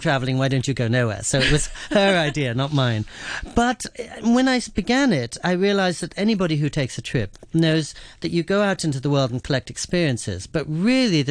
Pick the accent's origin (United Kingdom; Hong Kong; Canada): United Kingdom; England; also born or lived in New York City, United States; now in Japan; the place where I grew up in England